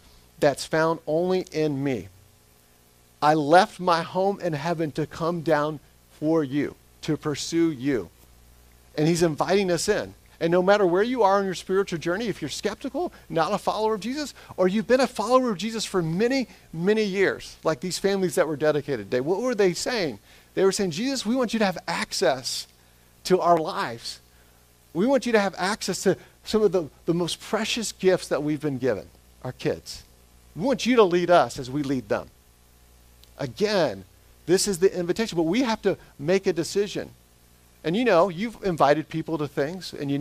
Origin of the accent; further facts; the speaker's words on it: Smyrna, Georgia, United States; moved away; Smyrna, Georgia, where I'm born and raised there